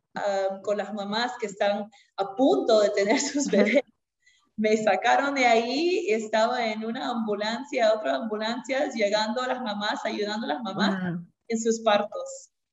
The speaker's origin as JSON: {"language": "Spanish", "region": "Lima", "country": "Peru", "tie": "born or raised there", "moved": "as an adult", "lives_now": "United States", "said": "yo originalmente soy de Lima, Perú. Nací en Lima, crecí en Lima"}